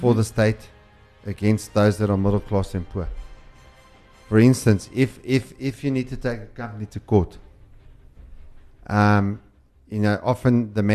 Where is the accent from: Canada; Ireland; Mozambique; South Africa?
South Africa; as a South African living in South Africa